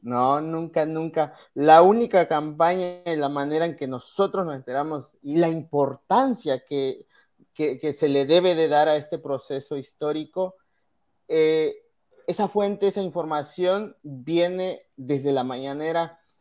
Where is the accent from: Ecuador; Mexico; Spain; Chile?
Mexico; moved away